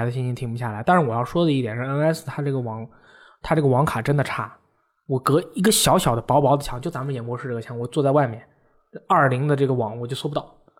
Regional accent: China; 返校确实一定要买。作为一个中国人，

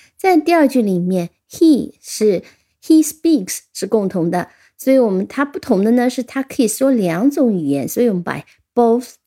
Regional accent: China; 我们中国人

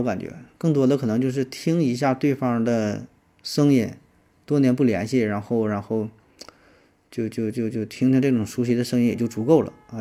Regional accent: China; 又符合我们中国人的呃审美的观点

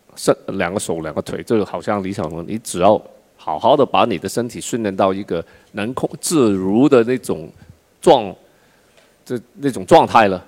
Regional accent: China; 我们中国

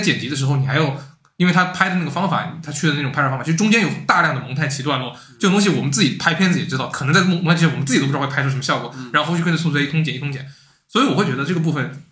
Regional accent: Hanzhong, Shaanxi, China; 我老家在汉中，汉中的村里面

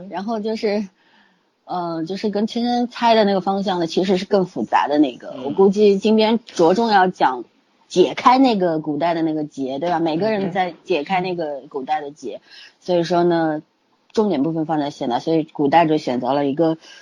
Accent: China; 我们中国人都是过两次新年的嘛

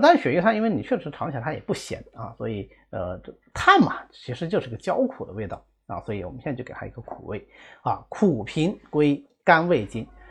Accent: China; 这个是我们中国人传统的一个方法啊

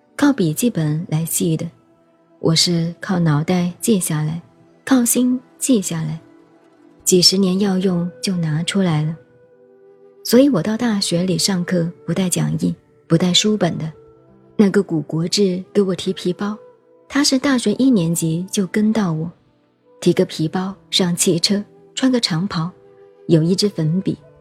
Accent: China; 我们中国人是乡下人

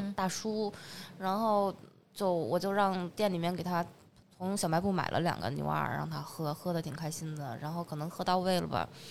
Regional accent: Northeast China, China; now in Beijing, China; 因为我东北人嘛

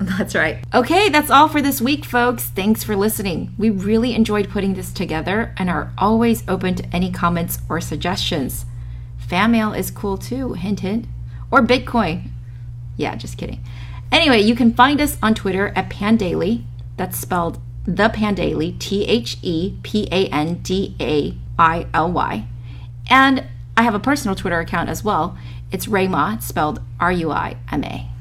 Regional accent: China; born or raised there; now in San Francisco, United States

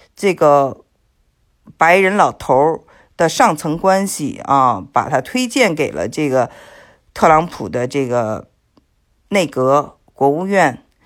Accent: China; moved away as an adult; now in United States; 我是来自这个中国

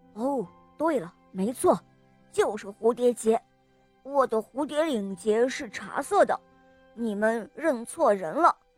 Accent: Shenyang, Liaoning, China; 我今年四十了，我来自沈阳

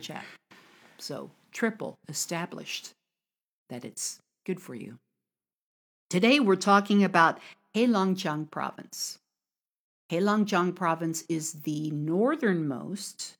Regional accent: United States; now in China; from America

